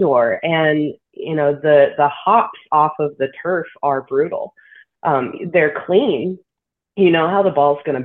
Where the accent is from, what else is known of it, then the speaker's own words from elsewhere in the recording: Southern California, United States; moved away as an adult; also born or lived in Chattanooga; growing up in Southern California, my world was pretty small